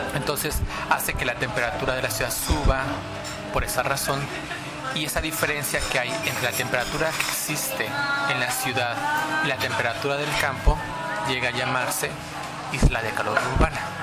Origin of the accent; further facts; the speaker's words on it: Mexico; moved away as an adult; now in Japan; soy mexicano